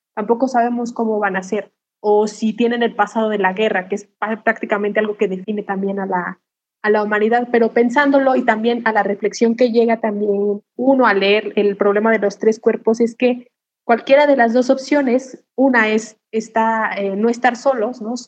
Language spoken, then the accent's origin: Spanish; Mexico; nosotros como mexicanos